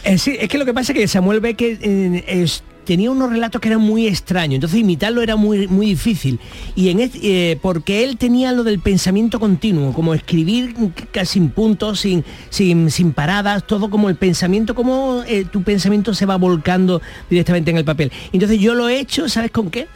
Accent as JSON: {"language": "Spanish", "town": "Málaga", "region": "Andalusia", "country": "Spain", "said": "como malagueño"}